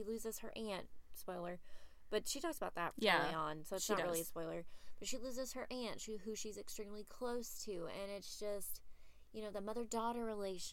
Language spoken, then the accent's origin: English; Texas, United States; I was born and raised here in Texas